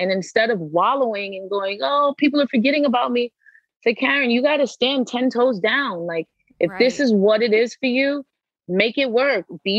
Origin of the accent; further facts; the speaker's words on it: East Coast, United States; now in Los Angeles, United States; Like I was from the East Coast. We're like very quick and we talk yeah. fast and we're like, go, go, go.